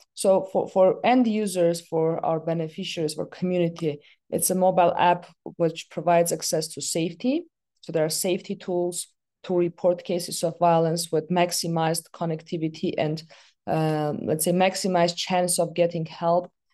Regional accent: Yerevan, Armenia; I was born in the capital of Armenia, in Yerevan.

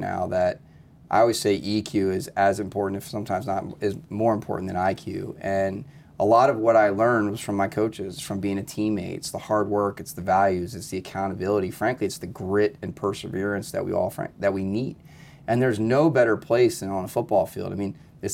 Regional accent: New Jersey, United States; moved away; I grew up in South Jersey

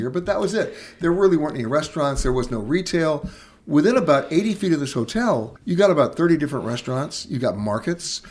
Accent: New York, United States; also born or lived in Los Angeles; I'm from New York, and, and, you know, I grew up in neighborhoods.

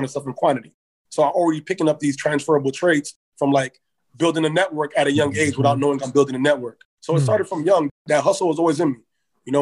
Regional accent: Toronto, Ontario, Canada; I'm from Toronto, Ontario, but my parents are from Ghana. But I was born in Toronto, raised in Toronto's a city

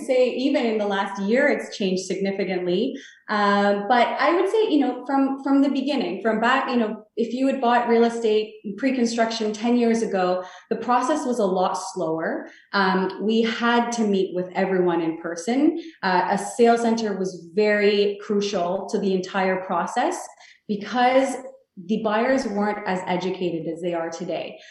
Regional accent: Toronto, Ontario, Canada; I, grew up in Toronto, I was born in Toronto

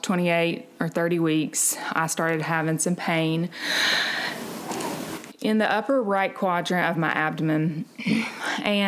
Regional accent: Montgomery, Alabama, United States; I am from Montgomery.

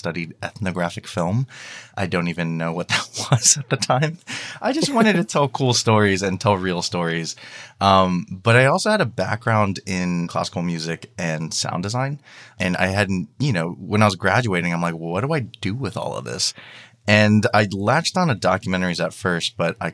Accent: Downey, California, United States; my hometown of Downey

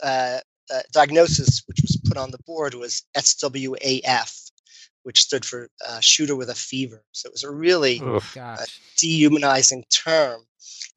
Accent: New York City, New York, United States; moved away; I'm from Brooklyn, New York

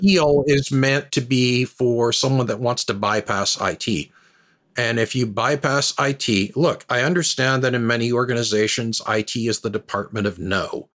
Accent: southwestern Ontario, Canada; moved away as an adult; also born or lived in United States; now in Halifax, Canada; So I grew up in, uh, southwestern Ontario. I'm now in Halifax, Nova Scotia

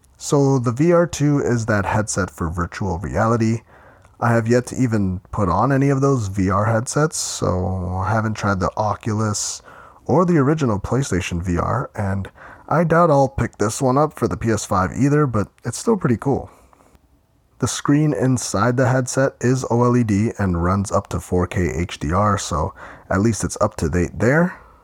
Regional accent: Ontario, Canada; my hometown

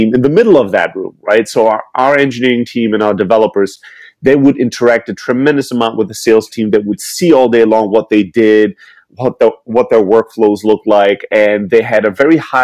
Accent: Germany; moved away; I'm originally from Greece, born and raised in Germany

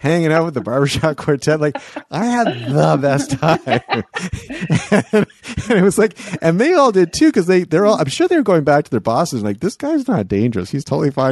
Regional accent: Canada; I'm from Canada

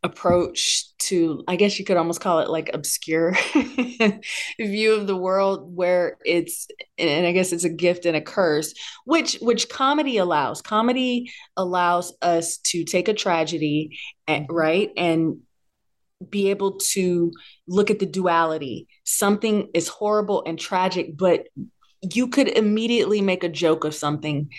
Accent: Bay Area, California, United States; I'm born and bred in the Bay Area, and I grew up listening to everything

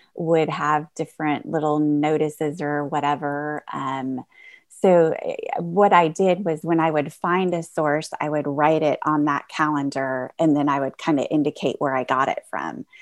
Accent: Indiana, United States; I am from Indiana

